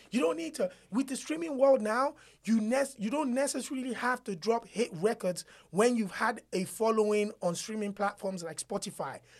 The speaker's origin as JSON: {"language": "English", "country": "Nigeria", "said": "as a Nigerian"}